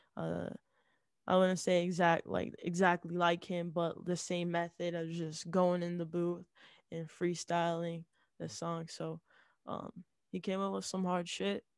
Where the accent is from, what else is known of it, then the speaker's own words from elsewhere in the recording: Utah, United States; I'm from Utah, um, and Latter-day Saints is kind of like the main religion here